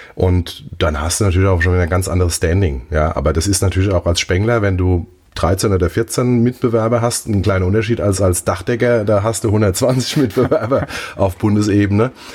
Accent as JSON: {"language": "German", "town": "Mainz", "region": "Rhineland-Palatinate", "country": "Germany", "tie": "born or raised there", "also_born_or_lived": "Zahlbach, Mainz", "said": "ich bin in Mombach groß geworden. Mombacher Bub."}